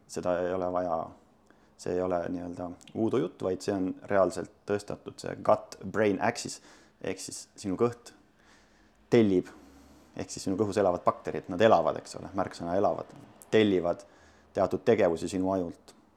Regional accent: Sindi, Pärnu County, Estonia; ma olen Sindist pärit, Sindis kasvanud, käinud koolis

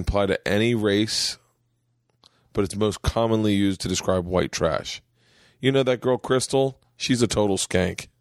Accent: Florida, United States; I grew up in Florida

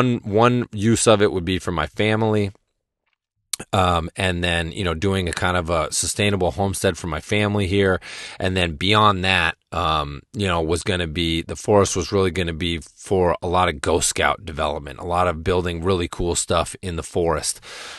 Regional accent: Massachusetts, United States; And where I grew up in Western Massachusetts now, the winters are much milder and much more tame, and I like a lot of snow.

